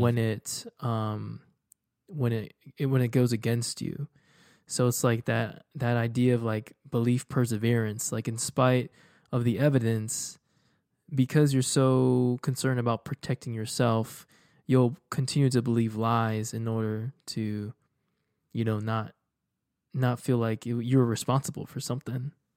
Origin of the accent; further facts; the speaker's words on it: Houston, Texas, United States; moved away as an adult; also born or lived in Dallas; I was leaving my hometown for for college, like, undergrad, and then after that, I went to grad school. So, I haven't really been in Houston for, you know, going on, um, you know, like, over nine, almost ten years now